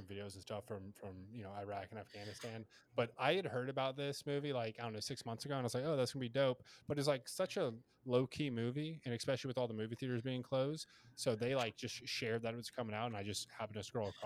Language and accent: English; United States